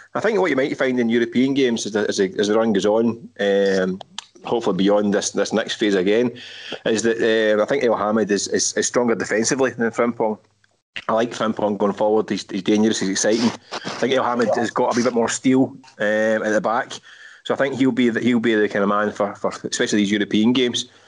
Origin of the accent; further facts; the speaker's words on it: Glasgow, Scotland, United Kingdom; we grew up in Scotland